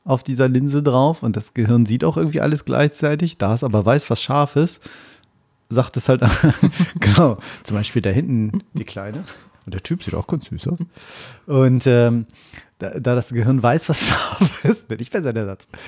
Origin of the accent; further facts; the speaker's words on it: Oldenburg, Lower Saxony, Germany; Oldenburg in meiner Heimat.